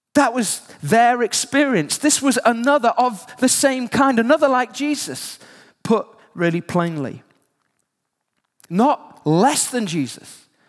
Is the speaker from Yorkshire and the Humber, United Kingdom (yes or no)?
yes; Yorkshire and the Humber, United Kingdom; I grew up in West Yorkshire